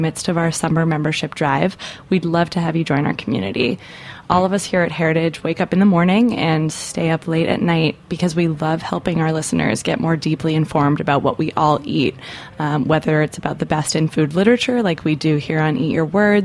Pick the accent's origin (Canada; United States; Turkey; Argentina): Canada; I'm a Canadian